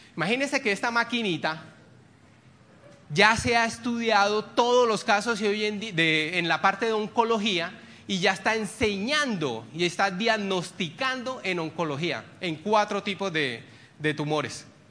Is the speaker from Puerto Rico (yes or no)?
no; Barrancabermeja, Santander, Colombia; moved away; Yo soy de Barranca Bermeja, donde está Ecopetrol y yo tengo vínculos allá